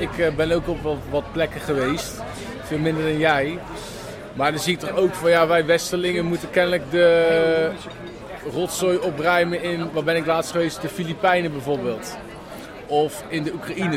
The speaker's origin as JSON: {"language": "Dutch", "country": "Netherlands", "said": "wij als Nederlanders"}